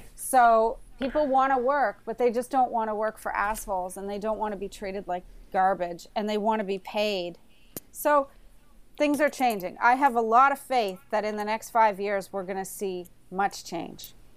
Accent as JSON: {"language": "English", "region": "Prince Edward Island", "country": "Canada", "tie": "born or raised there", "also_born_or_lived": "Alert Bay, British Columbia / Vancouver", "moved": "yes", "lives_now": "Toronto, Canada", "said": "I grew up in Prince Edward Island"}